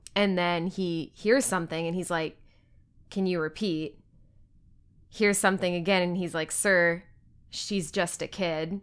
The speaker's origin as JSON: {"language": "English", "region": "Texas", "country": "United States", "said": "I'm from Texas"}